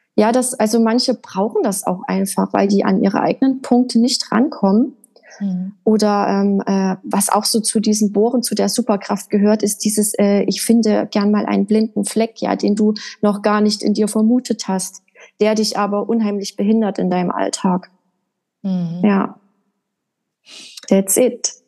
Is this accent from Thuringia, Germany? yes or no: yes; Erfurt, Thuringia, Germany; Also ich bin in der Landeshauptstadt von Thüringen in Erfurt geboren und habe da auch die ersten, ich glaube, vier, fünf Jahre meines Lebens verbracht, bis wir dann auf ein kleines Dorf gezogen sind.